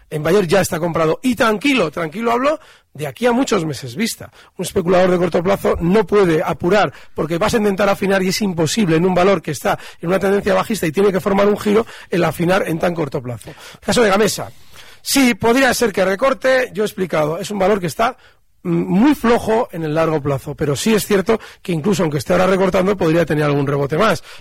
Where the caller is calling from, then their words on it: Barcelona, Catalonia, Spain; Hola, buenos días. … de Barcelona.